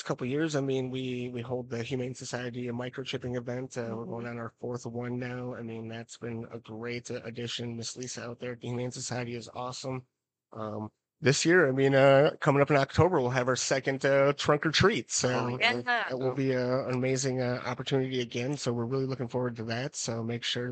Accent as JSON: {"language": "English", "town": "St. Paul", "region": "Minnesota", "country": "United States", "tie": "born or raised there", "moved": "yes", "lives_now": "Menomonie, United States", "said": "I grew up in St. Paul"}